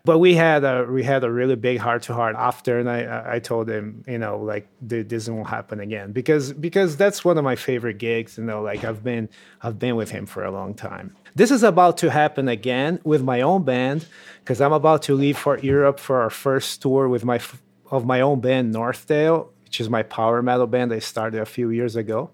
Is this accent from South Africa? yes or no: no; Brazil; moved away; in Brazil, in my hometown